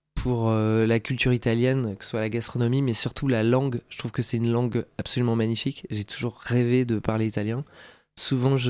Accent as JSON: {"language": "French", "area": "Alsace", "region": "Grand Est", "country": "France", "tie": "born or raised there", "said": "J'ai grandi en Alsace, j'ai eu une, enfance tout à fait heureuse."}